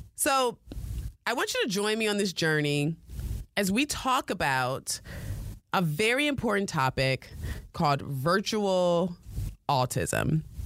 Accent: United States; accent: American; my American accent

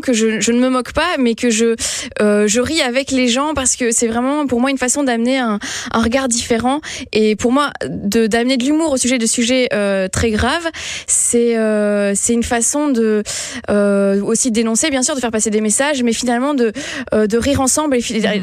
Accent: Belgium; je suis belge à la base

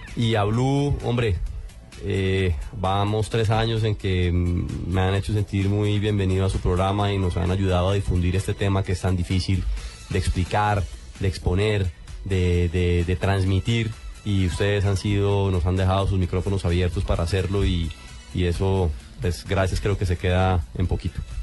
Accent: Colombia

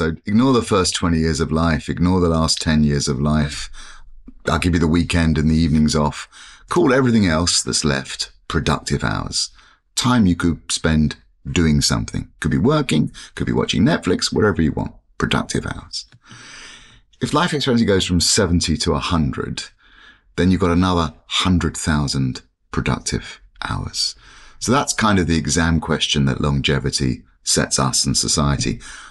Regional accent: England, United Kingdom; born there; I was born in 1965 in England, and I was an identical twin.

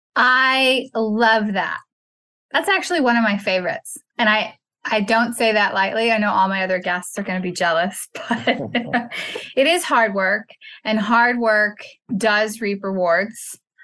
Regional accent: Texas, United States; my home state, Sugarland, Texas

